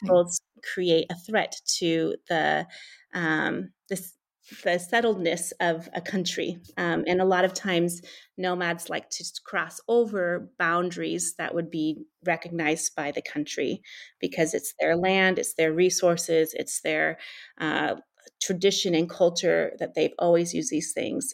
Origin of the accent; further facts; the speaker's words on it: California, United States; moved away as an adult; also born or lived in East Africa; now in Central Asia; as a Californian